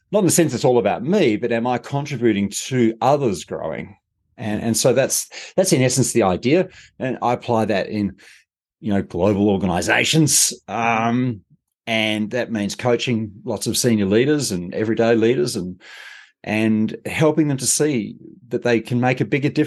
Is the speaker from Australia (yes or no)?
yes; Australia; now in Europe; I'm Australian.